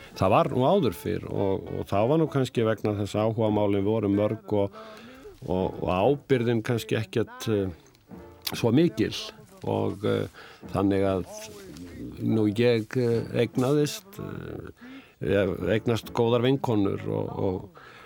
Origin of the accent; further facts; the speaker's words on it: Reykjavík, Capital Region, Iceland; also born or lived in Dýrafjörður; ég ólst upp náttúrulega í Vesturbænum í Reykjavík